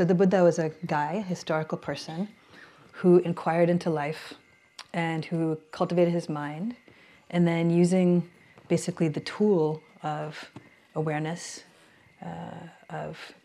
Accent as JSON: {"language": "English", "town": "Baltimore", "region": "Maryland", "country": "United States", "tie": "born or raised there", "also_born_or_lived": "Sri Lanka", "moved": "as an adult", "lives_now": "San Francisco, United States", "said": "I was born and raised on the East Coast"}